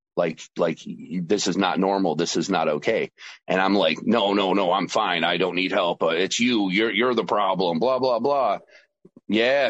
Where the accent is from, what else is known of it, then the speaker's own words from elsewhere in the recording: New York, United States; also born or lived in Georgia; my home state of New York